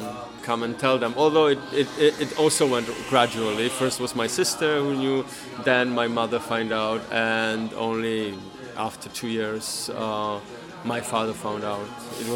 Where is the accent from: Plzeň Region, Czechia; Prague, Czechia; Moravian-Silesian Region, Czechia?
Moravian-Silesian Region, Czechia; on the Polish border; first language Polish; English is a second language; also born or lived in Poland; I was born in the Czech Republic, but it's on the Polish border. And because of the historical reason, we have a concept of minorities. So I'm Polish minority living in the Czech Republic. But I was born in the Czech Republic, but grew up in the Polish language and then studied in Poland